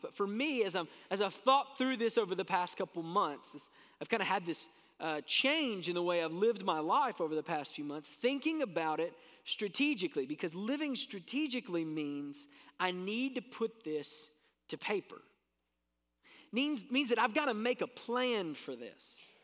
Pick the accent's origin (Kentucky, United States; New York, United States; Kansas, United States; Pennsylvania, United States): Kentucky, United States; South Central; I grew up in South Central Kentucky